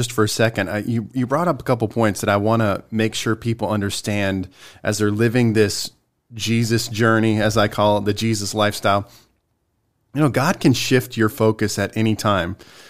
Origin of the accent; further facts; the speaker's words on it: Spartanburg, South Carolina, United States; I came from Spartanburg, South Carolina.